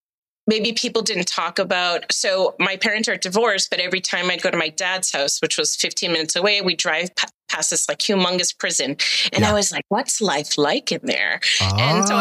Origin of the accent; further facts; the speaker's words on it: Boston, Massachusetts, United States; Well, I am from Boston, but actually the Boston accent is only for certain parts of Massachusetts.